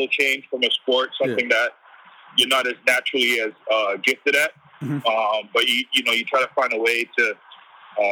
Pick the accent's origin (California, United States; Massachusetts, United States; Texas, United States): Massachusetts, United States; Boston; also born or lived in Jamaica; I came up when I was two years old to Boston, where, you know, where majority of my life I was raised